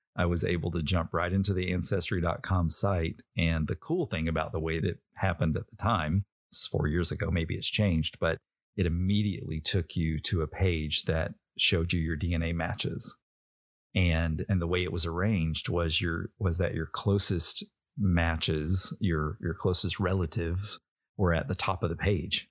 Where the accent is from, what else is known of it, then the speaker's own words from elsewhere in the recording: Little Rock, Arkansas, United States; I was born in Little Rock